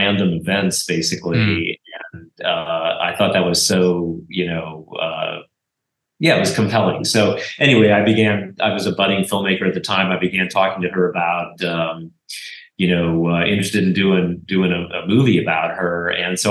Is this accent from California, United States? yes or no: yes; San Francisco, California, United States; also born or lived in Marin County, California; I grew up in San Francisco and Marin